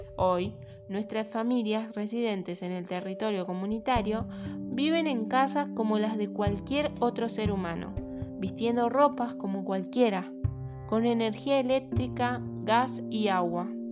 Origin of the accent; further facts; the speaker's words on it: Río Gallegos, Santa Cruz, Argentina; Nací en Río Gallegos, provincia de Santa Cruz.